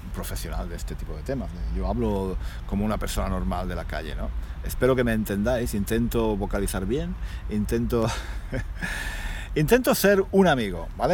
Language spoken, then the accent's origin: Spanish; Granada, Andalusia, Spain; moved away; Granada mi ciudad natal